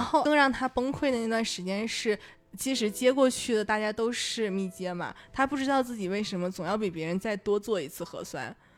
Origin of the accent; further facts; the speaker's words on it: Northeast China, China; accent: Northeastern dialect; 用我们东北话说哈，那个状态叫拧巴